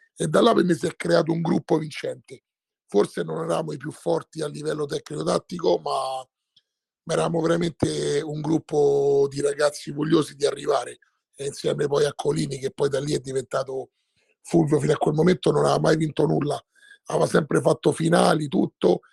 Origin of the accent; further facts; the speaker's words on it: Rome, Lazio, Italy; essendo romano, romanista